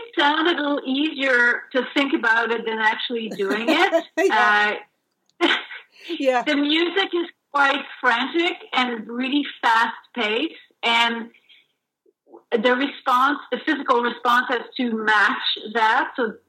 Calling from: Toronto, Ontario, Canada; I'm calling from where I work, and where it's downtown Toronto in Regent Park, where the Citadel is located.

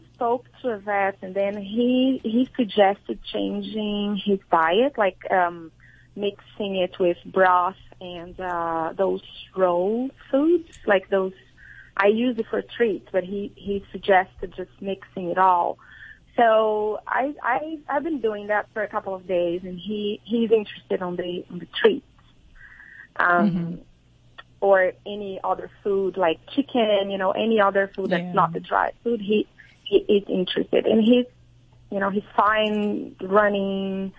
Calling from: San Francisco, California, United States; San Francisco.

